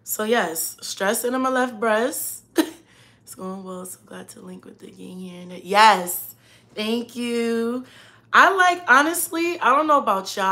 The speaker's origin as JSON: {"language": "English", "town": "New York City", "region": "New York", "country": "United States", "moved": "as an adult", "said": "Southside Jamaica, Queens"}